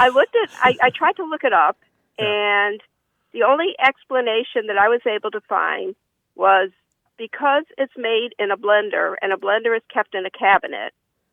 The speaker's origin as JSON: {"language": "English", "region": "Massachusetts", "country": "United States", "tie": "born or raised there", "moved": "yes", "lives_now": "San Diego, United States", "said": "I grew up in Massachusetts"}